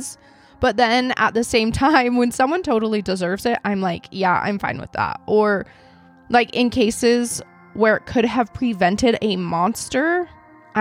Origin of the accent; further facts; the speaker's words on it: Idaho, United States; I'm from Idaho